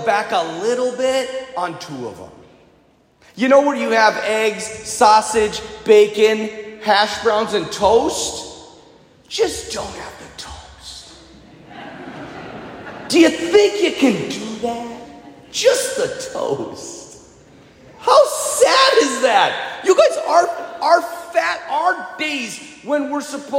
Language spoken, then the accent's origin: English; United States; I'm an American